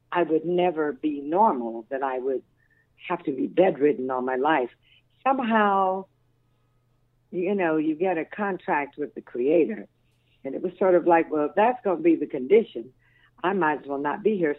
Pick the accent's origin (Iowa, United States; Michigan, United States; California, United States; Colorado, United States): Colorado, United States; Denver; also born or lived in Dallas, Texas; I was born in the Rossonia, but um, later lived at Kidder Curtis Park and Emerson and all over but East Denver